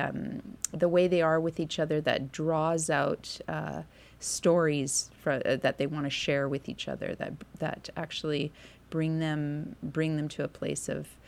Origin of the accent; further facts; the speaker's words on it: Vancouver, British Columbia, Canada; moved away as an adult; now in Winnipeg, Canada; growing up in Vancouver